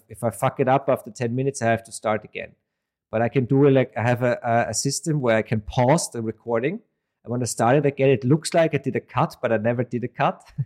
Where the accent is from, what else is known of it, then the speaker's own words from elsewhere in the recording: Vienna, Austria; I'm from Vienna, Austria